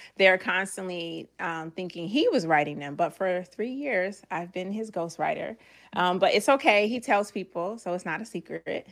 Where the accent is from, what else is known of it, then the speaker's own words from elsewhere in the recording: Georgia, United States; now in Virginia, United States; I'm originally from Georgia